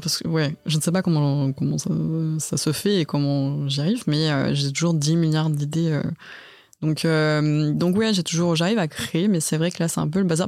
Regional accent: Lyon, Auvergne-Rhône-Alpes, France; moved away; moi je suis de Lyon de base, j'ai fait mes études là-bas

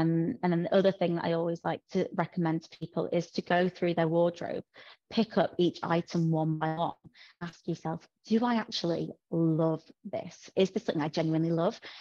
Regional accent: Yorkshire and the Humber, United Kingdom; I'm from New Yorkshire, as you can probably tell.

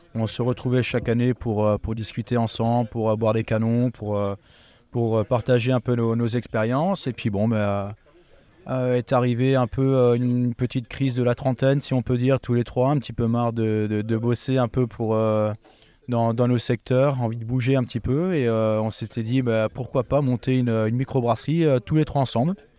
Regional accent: Eguisheim, Grand Est, France; je suis originaire d'Eguissem, donc un petit village viticole à côté de Colmar

